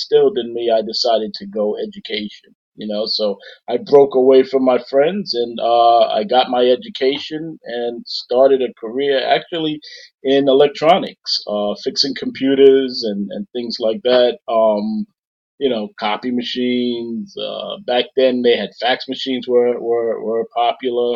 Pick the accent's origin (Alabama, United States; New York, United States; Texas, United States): New York, United States; New York City; accent: New York; Born and raised in South Jamaica, Queens, tough neighborhood.